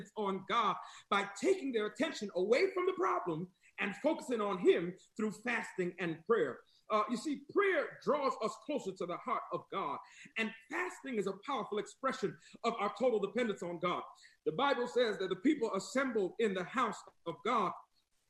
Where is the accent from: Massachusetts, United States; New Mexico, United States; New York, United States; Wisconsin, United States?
New York, United States; moved away as an adult; also born or lived in the South (US); now in US South; I'm from New York